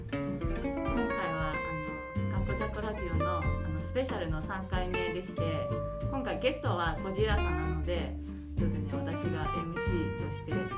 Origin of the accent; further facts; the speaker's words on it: Taiwan; now in Japan; 台湾人も共感です